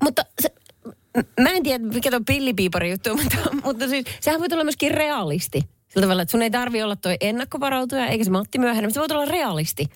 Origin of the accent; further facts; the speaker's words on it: Salo, Southwest Finland, Finland; Salon, Salon Perniön, eli minun kotiseutuni